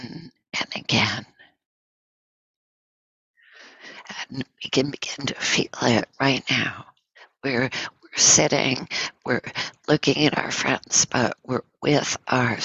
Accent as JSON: {"language": "English", "region": "Northern New York", "country": "United States", "moved": "yes", "said": "I'm from Northern New York"}